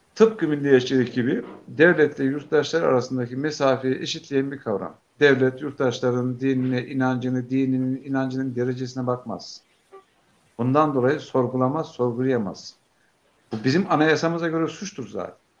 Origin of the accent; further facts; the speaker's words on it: a village about 40 km from Beypazarı, Ankara, Turkey; moved away; Benim bulunduğum kaza çıktır e, Beypazarı'na yakın 40 kilometre mesafede